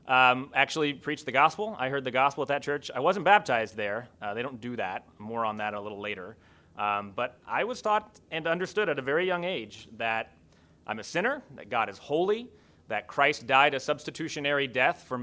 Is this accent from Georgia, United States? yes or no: no; rural area near Kokomo, Indiana, United States; When we wanted to go to the city, that meant we went into Kokomo.